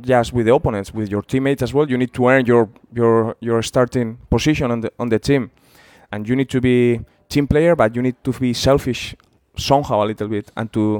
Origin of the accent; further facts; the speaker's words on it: San Sebastián, Basque Country, Spain; English is a second language; moved away as an adult; also born or lived in Liverpool, United Kingdom; my hometown team